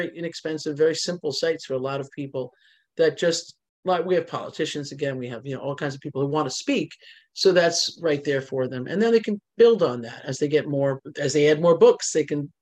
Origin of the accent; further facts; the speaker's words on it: New Jersey, United States; I am Italian and from New Jersey.